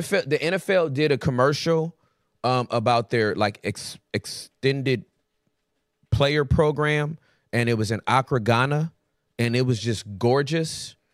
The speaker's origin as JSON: {"language": "English", "region": "the South", "country": "United States", "said": "I'm from the South. We do what we want with vowels."}